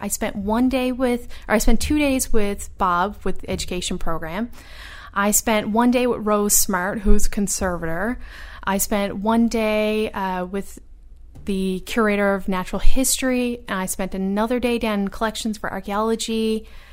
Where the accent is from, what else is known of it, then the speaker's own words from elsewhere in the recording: Newfoundland and Labrador, Canada; moved away as an adult; also born or lived in Ottawa; I was the only person from Atlantic Canada.